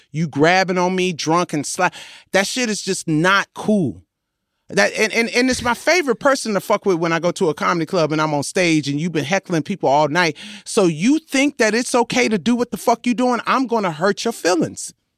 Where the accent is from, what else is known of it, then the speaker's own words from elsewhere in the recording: Compton, California, United States; I am from Compton